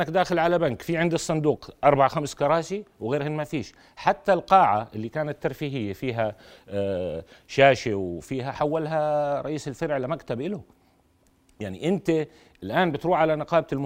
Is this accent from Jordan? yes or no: yes; Irbid, Irbid Governorate, Jordan; انا من اربد